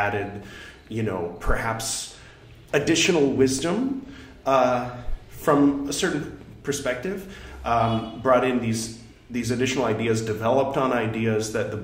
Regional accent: California, United States; my pronunciation is terrible because I'm from California

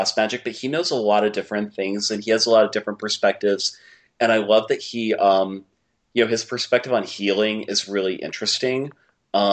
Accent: New York, United States; I'm New Yorker. I'm not LA.

